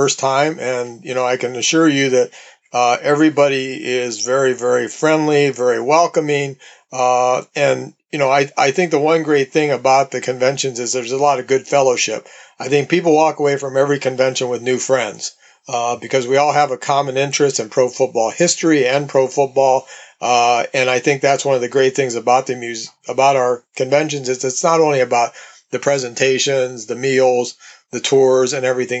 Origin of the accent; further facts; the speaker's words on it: Canton, Ohio, United States; since I'm from Canton